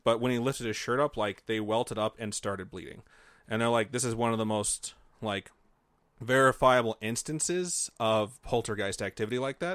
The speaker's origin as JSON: {"language": "English", "region": "Indiana", "country": "United States", "tie": "born or raised there", "said": "I grew up in Indiana"}